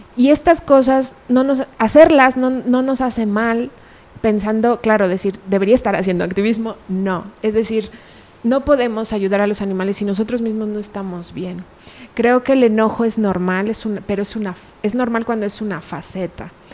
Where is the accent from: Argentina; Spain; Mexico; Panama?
Mexico; Pachuca, Hidalgo; moved away as an adult; now in Guadalajara, Mexico; yo nací en Hidalgo, Pachuca Hidalgo